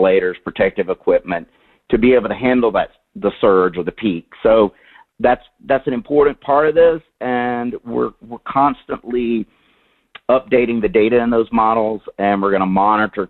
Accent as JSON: {"language": "English", "region": "Louisiana", "country": "United States", "said": "my home state of Louisiana"}